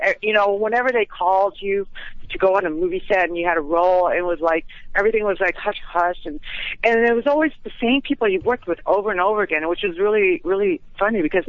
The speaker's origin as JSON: {"language": "English", "country": "Philippines", "moved": "as an adult", "lives_now": "Las Vegas, United States", "said": "I came here from the Philippines"}